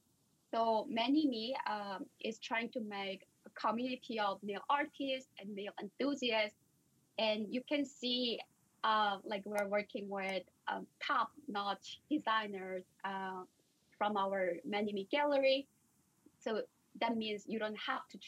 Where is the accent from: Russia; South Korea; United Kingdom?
South Korea; moved away as an adult; also born or lived in India / Stanford; I'm originally coming from South Korea.